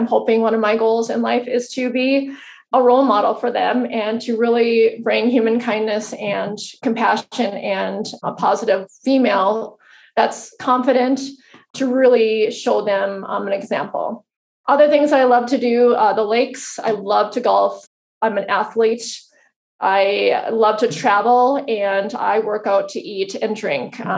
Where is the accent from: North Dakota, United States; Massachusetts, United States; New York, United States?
North Dakota, United States; Fargo; I'm a girl from Fargo, North Dakota. Really small town, and went to school here, grew up here.